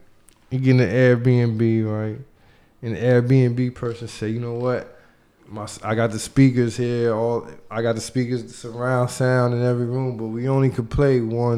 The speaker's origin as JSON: {"language": "English", "town": "New York City", "region": "New York", "country": "United States", "said": "I'm from High Bridge. You feel me? That's my roots. All my family in High Bridge. Shout out to the Bronx."}